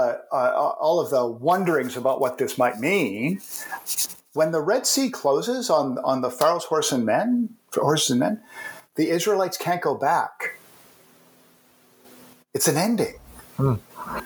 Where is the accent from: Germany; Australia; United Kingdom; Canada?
Canada; I'm a Canadian